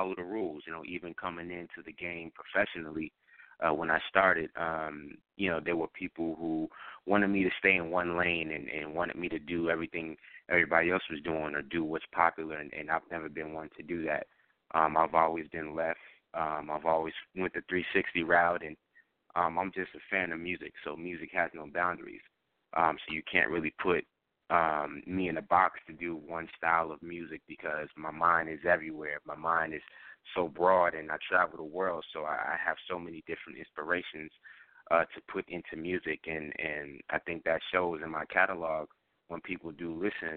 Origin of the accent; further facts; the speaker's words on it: New York, United States; I'm from New York, Queens